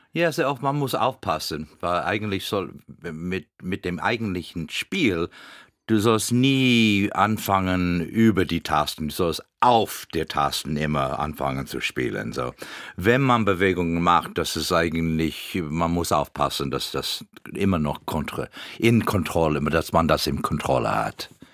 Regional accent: Florida, United States; German is a second language; moved away; als Floridianer

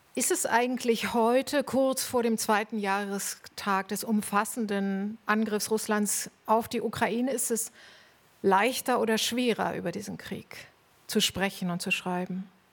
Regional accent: East Germany, Germany; Wir sind beide in der DDR aufgewachsen

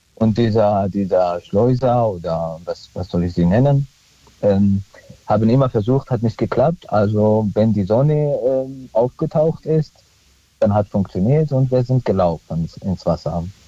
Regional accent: Syria; also born or lived in Neustadt; now in Germany; ich bin Christ aus Syrien, ich spreche Jesus-Sprache immer noch

